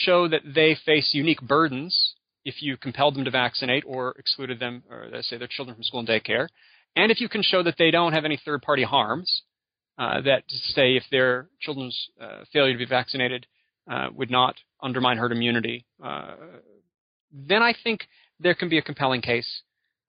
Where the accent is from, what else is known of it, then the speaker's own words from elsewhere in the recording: Michigan, United States; my home state